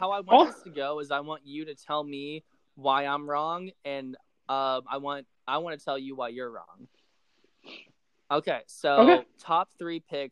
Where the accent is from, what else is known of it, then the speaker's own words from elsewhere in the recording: Nevada, United States; I'm from Nevada